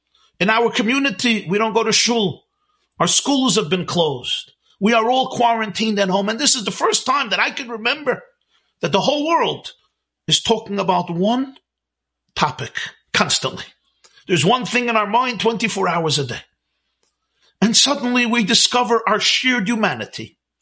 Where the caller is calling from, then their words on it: Monsey, New York, United States; I'm speaking here from Muncie, New York. New York was hit very, very bad.